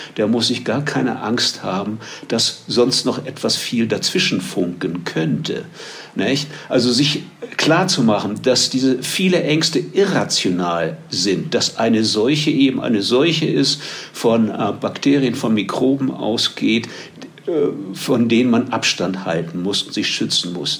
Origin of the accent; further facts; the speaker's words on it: Germany; moved away as an adult; now in Medellín, Colombia; Als Deutscher, der seit vielen Jahren in Kolumbien zeitweise lebt